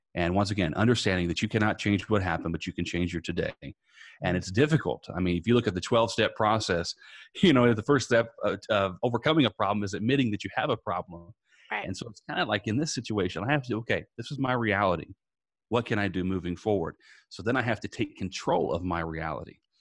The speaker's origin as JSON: {"language": "English", "region": "Indiana", "country": "United States", "tie": "born or raised there", "moved": "as an adult", "lives_now": "Tampa, United States", "said": "I'm originally from Indiana. I now live in Tampa, Florida. Uh, but growing up in Indiana"}